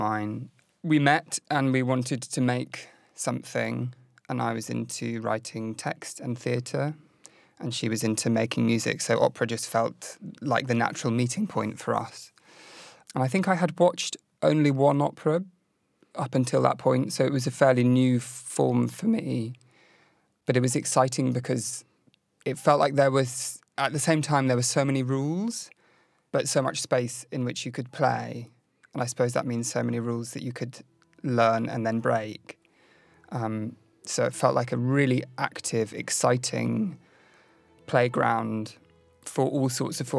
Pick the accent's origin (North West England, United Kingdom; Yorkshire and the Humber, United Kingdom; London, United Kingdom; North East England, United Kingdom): London, United Kingdom; I was born in 1987 in London.